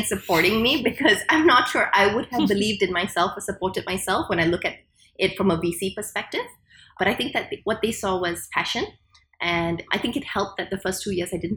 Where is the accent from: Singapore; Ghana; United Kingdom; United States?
Singapore; I was a Singaporean and I grew up in Singapore